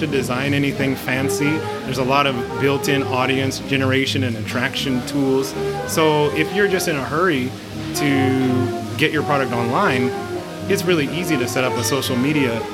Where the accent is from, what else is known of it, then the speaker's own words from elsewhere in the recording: United States; moved away; I'm from America